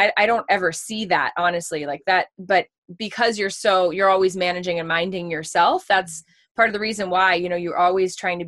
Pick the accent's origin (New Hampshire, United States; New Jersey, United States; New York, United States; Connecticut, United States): New Hampshire, United States; also born or lived in Reading, Massachusetts; I'm from originally Reading, Massachusetts, which is like a little outside the city of Boston. And then we moved to New Hampshire when I was about 10 years old